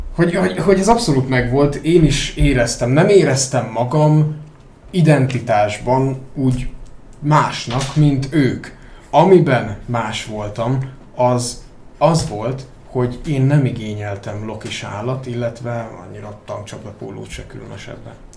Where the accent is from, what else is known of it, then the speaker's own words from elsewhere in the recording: a village near Debrecen, Hajdú-Bihar, Hungary; én egy faluban nőttem fel. Nyilván Debrecenhez közel is rendszeresen jártam Debrecenbe